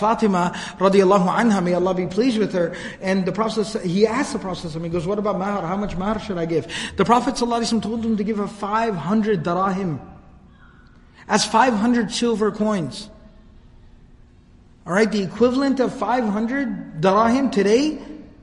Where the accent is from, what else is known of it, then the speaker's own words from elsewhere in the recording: Dallas, Texas, United States; I was born and raised here in Dallas